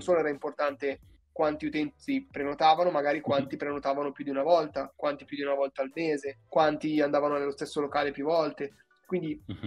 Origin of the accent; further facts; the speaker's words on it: Bergamo, Lombardy, Italy; moved away as an adult; now in Milan, Italy; vengo da Bergamo, ma un po' di anni ormai che, che vivo a Milano